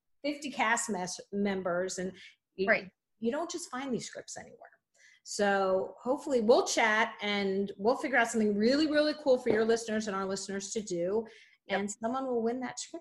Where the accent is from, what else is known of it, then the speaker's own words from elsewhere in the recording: New Jersey, United States; I'm from Jersey. So we have very distinct accents